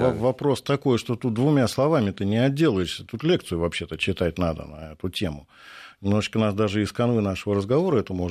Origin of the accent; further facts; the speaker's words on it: Moscow, Russia; Я вспоминаю, например, свое детство э, московское, пресненское. Я пресненский уроженец.